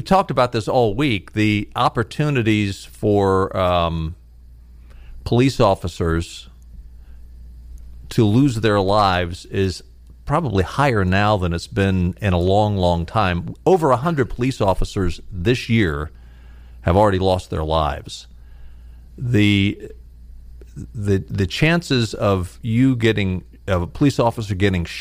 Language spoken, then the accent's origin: English; outside of Baltimore, Maryland, United States; I grew up outside of Baltimore